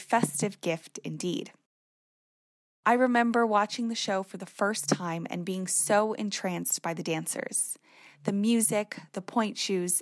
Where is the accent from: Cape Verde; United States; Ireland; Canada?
Canada; Toronto, Ontario; moved away as an adult; now in United Kingdom; I grew up in Toronto, Canada, and moved to the UK 7 years ago to begin my degree